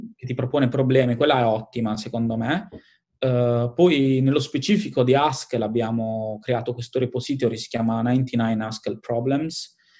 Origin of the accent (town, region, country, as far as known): Italy; moved away as an adult; now in London, United Kingdom